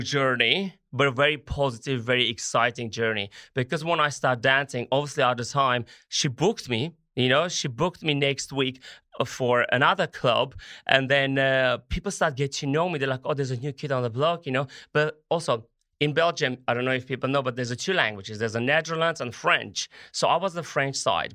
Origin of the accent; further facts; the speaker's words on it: Armenia; English is a second language; moved away as an adult; also born or lived in Italy; as an Armenian